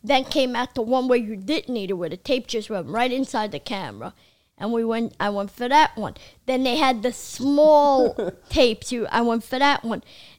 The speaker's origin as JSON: {"language": "English", "town": "Brooklyn", "region": "New York", "country": "United States", "said": "I needed a co-writer because I'm an illiterate from Brooklyn."}